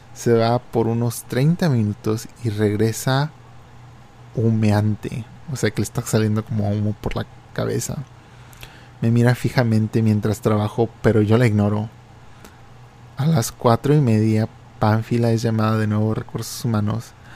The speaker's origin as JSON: {"language": "Spanish", "country": "Mexico", "tie": "born or raised there", "moved": "yes", "said": "en mi infancia y en México, porque cuando yo vivía en México"}